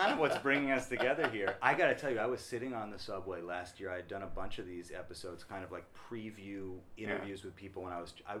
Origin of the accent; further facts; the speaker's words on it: Madison, Wisconsin, United States; moved away as an adult; also born or lived in Spain; now in New York, United States; I grew up not in New York and not in L.A. I grew up in Madison, Wisconsin.